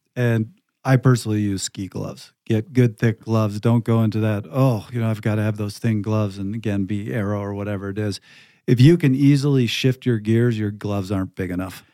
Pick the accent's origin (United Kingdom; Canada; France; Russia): Canada; moved away; also born or lived in Pacific Northwest; I'm from Canada. I've lived in the Pacific Northwest where it's forty degrees and raining every single day.